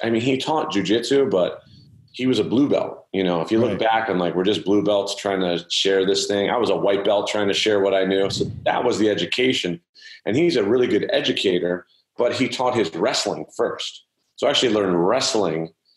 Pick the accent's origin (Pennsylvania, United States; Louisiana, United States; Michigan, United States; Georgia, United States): Pennsylvania, United States; Philadelphia; I grew up in Philadelphia. Yeah, I was okay. born here.